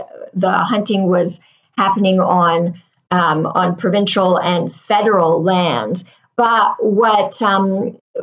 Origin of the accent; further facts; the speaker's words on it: Pointe-Claire, Quebec, Canada; And I grew up in Montreal. And we lived in the suburb of Pointe Claire, which borders Lac Saint Louis